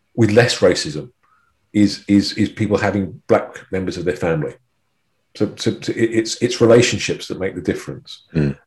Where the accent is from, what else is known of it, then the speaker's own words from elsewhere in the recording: United Kingdom; being British